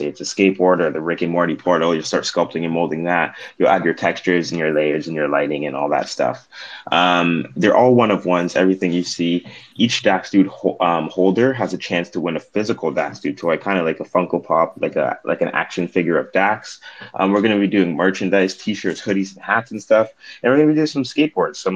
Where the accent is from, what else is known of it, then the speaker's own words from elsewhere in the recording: Toronto, Ontario, Canada; I'm originally from Toronto, Ontario. Me and my girlfriend moved out to BC with our cat.